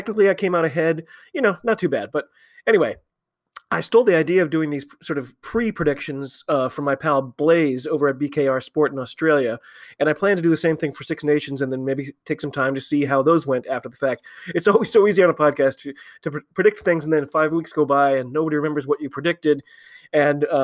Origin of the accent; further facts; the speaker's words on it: United States; I'm an American rugby fan